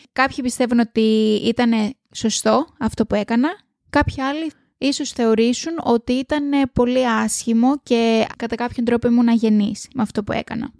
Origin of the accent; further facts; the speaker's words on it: Greece; now in Australia; θα έρθω πίσω στο σπίτι μου, πίσω στην πατρίδα μου